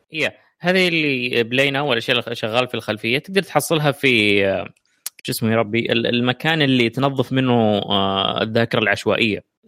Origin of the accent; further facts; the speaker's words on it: Saudi Arabia; عندنا في السعوديه